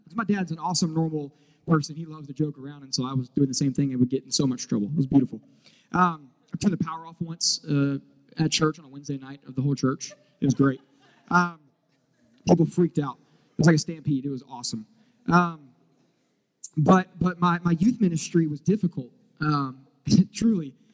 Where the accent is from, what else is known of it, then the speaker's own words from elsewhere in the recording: Charlotte, North Carolina, United States; moved away as an adult; now in Houston, United States; I am from originally from Charlotte and uh, moved here to Charlotte, North Carolina. Moved to Houston, Texas, uh, five and a half, almost six years ago